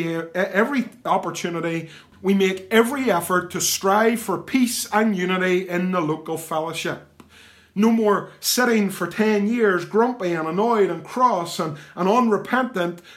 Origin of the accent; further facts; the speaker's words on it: the East, Northern Ireland, United Kingdom; moved away as an adult; now in Ballynahinch, United Kingdom; I live in Ballinahinch. It isn't where I was born and reared. I'm a man of the East